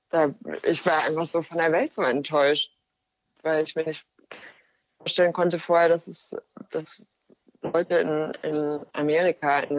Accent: Germany; oh, ja, hi, ich bin meine Kamera, ich komme aus Deutschland.

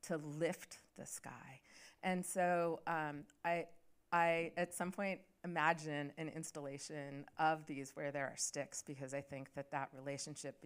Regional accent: Pacific Northwest, United States; I grew up in the Pacific Northwest, and my mom grew up at the Cattaraugus Reservation here in New York

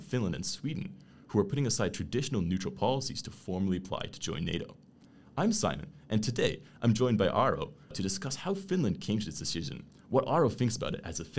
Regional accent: Canada; moved away as an adult; also born or lived in Netherlands; now in Brussels, Belgium; I grew up in Canada, but I did my master's in the Netherlands, and now I'm working in Brussels

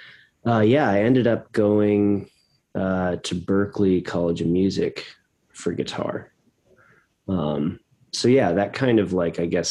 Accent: Boston, Massachusetts, United States; I'm from Boston. And so we'd go to the Boston Symphony Orchestra, and have season's passes.

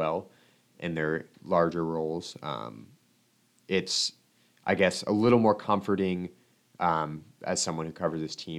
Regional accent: Omaha, Nebraska, United States; growing up in Omaha

